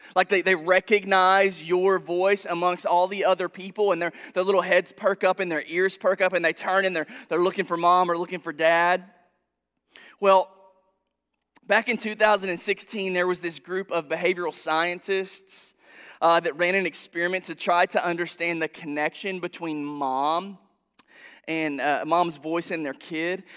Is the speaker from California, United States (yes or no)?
no; Princeton, Kentucky, United States; moved away as an adult; also born or lived in Arizona; now in Paducah, United States; I'm from Princeton originally